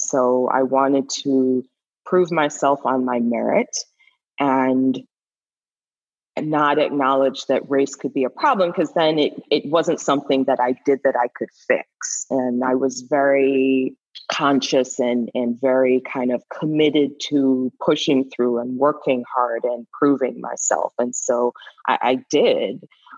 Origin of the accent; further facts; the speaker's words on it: Canada; also born or lived in Caribbean; now in United States; but I'm actually Canadian and I'm from an immigrant family, so I'm a first generation. I actually grew up or spent most of my formative years outside this country in the Caribbean and in an all-Black society.